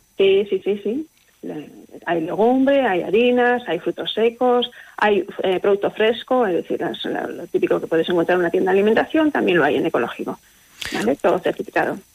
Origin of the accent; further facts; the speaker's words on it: Castile and León, Spain; moved away as an adult; now in Aguilar de Campoo, Spain; Yo soy de un, pueblo pequeñito de la provincia de Burgos